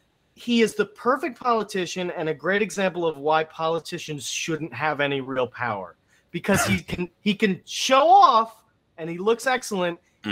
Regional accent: United States; people look at me as an American

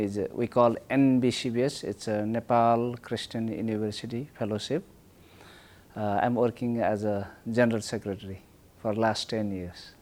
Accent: Mongolia; I am from Mongolia

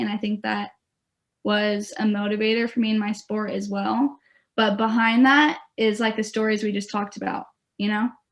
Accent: Beaverton, Oregon, United States; I'm from Beaverton, Oregon. So I'm close to home going to Oregon State

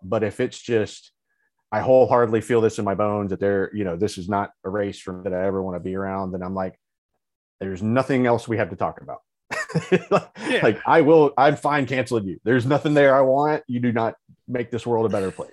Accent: Alabama, United States; I grew up in Alabama.

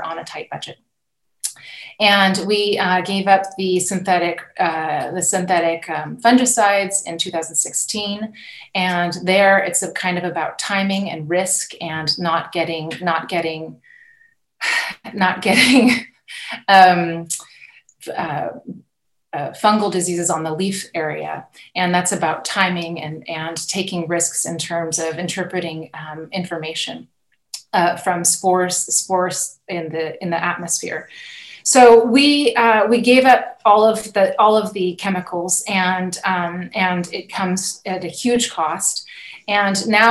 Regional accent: Napa Valley, California, United States; moved away as an adult; now in Burgundy, France; I'm a California native, and I grew up in the Napa Valley and on the property that my grandparents bought

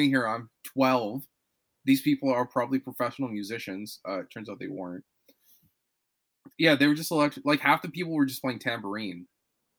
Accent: Toronto, Ontario, Canada; moved away as an adult; also born or lived in Montreal; now in Vancouver, Canada; I'm from Toronto

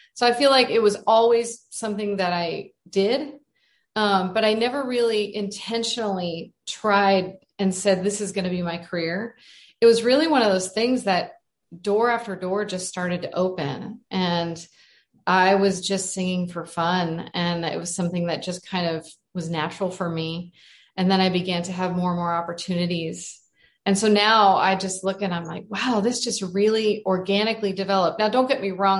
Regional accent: Arizona, United States; I'm from Arizona and I grew up in this beautiful place.

